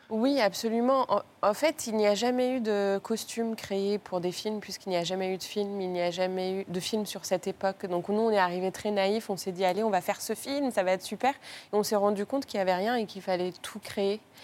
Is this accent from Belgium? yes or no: no; Algiers, Algiers Province, Algeria; Et on vit à Alger. Moi, je suis née à Alger